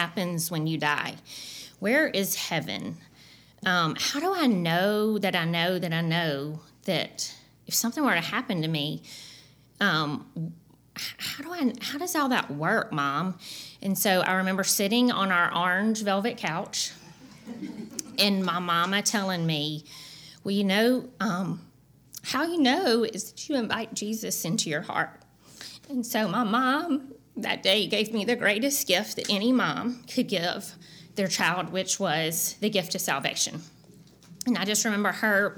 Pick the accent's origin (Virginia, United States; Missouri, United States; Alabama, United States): Alabama, United States; Dothan; I grew up in Dothan, Alabama, peanut capital of the world.